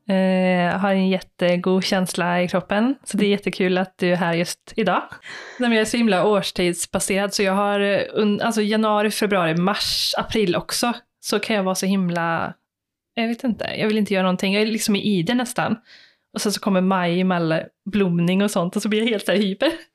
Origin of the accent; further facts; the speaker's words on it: Skara, Västra Götaland, Sweden; Jag är ju uppväxt i Skara